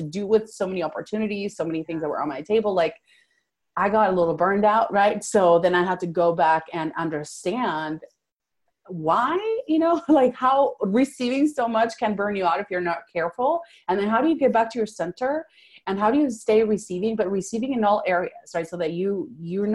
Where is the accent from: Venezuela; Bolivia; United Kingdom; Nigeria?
Venezuela; first language Spanish; English is a second language; now in Fort Worth, United States; I was born and raised in Venezuela. So I came here in 2000